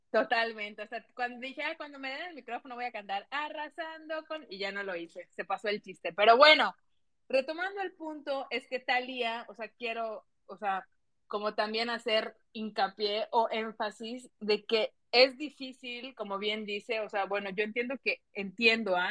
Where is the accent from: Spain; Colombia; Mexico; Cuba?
Mexico; soy mexicana